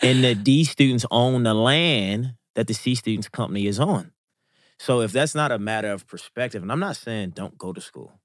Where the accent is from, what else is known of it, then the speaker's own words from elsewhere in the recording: Baltimore, Maryland, United States; I'm from Baltimore, Maryland, West Baltimore, to be exact. in Baltimore was why I was born and raised.